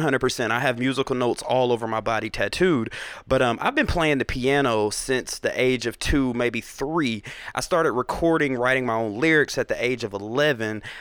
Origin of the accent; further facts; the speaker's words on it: Atlanta, Georgia, United States; also born or lived in South Carolina / Covington, Georgia; born in South Carolina. Okay. Raised all over Atlanta, but for the majority of my teenage to my adult years, Covington has been my stomping ground